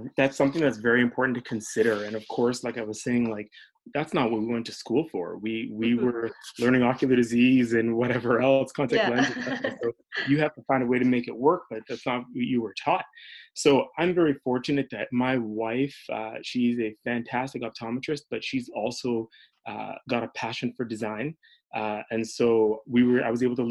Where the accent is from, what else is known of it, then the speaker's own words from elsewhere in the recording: Canada; also born or lived in Edmonton, Canada / Toronto, Canada / Florida, United States; now in Winnipeg, Canada; I grew up in Edmonton and in Toronto